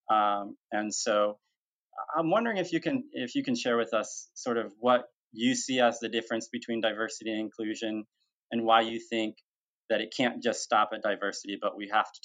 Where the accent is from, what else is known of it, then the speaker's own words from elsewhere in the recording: Mexico; now in United States; I came here from Mexico and I grew up um, with my adoptive family